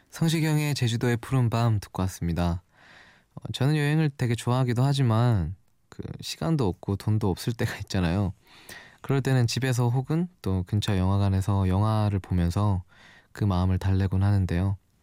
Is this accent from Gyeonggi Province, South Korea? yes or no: no; Daegu, South Korea; moved away as an adult; now in Seoul, South Korea; 제 고향이 서울이 아니고 대구거든요. 벌써 좀 티가 났을 수도 있는데 그 대구에서 살다가 작년 1월쯤에 혼자 서울로 올라와서